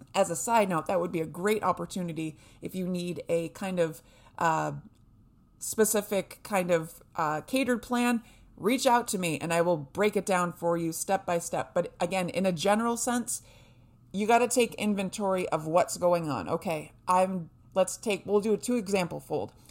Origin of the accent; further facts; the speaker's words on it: New Hampshire, United States; I was raised in New Hampshire